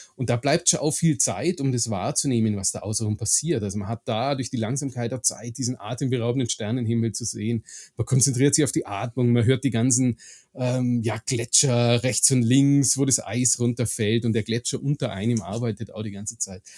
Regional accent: Augsburg, Bavaria, Germany; ich bin gebürtig aus Augsburg

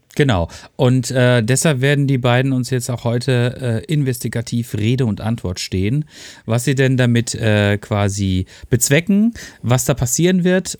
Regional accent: Freiburg, Baden-Württemberg, Germany; ich bin ja auch Freiburger

